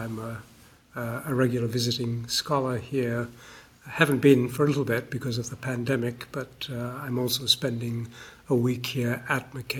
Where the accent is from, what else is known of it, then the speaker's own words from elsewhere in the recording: Malaysia; also born or lived in Australia; now in United Kingdom; I grew up in Malaysia for part of my life, so that's an important part of the world to me. I've lived for 30 years of my life in Australia